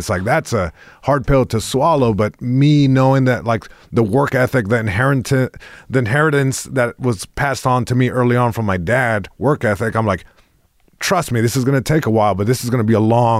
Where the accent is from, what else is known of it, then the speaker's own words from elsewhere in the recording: Long Beach, California, United States; first language es; English is a second language; It's also interesting because even though I was born here in Long Beach, born and raised.